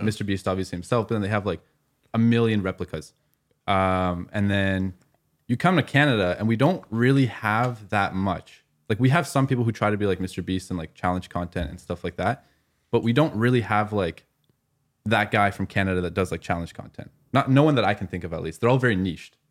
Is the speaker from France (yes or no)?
no; Afghanistan; I'm from Afghanistan